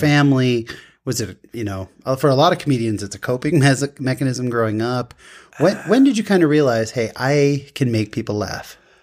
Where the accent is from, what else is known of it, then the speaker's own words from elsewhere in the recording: California, United States; moved away as an adult; now in Utah, United States; I grew up in California